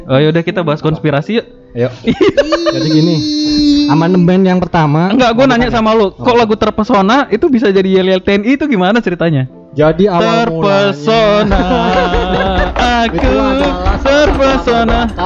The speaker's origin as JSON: {"language": "Indonesian", "town": "Medan", "region": "North Sumatra", "country": "Indonesia", "tie": "born or raised there", "said": "Tuh, tapi gue ada yang paling unik adalah tongkrongan pas gue zaman SMA di Medan."}